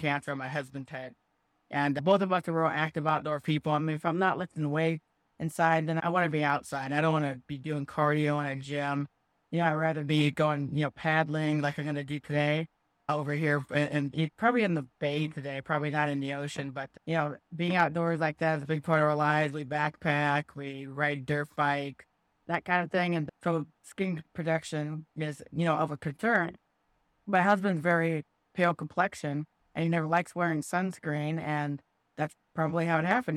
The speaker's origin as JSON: {"language": "English", "town": "Davenport", "region": "Iowa", "country": "United States", "tie": "born or raised there", "moved": "yes", "lives_now": "San Diego County, United States", "said": "I grew up in Davenport, Iowa"}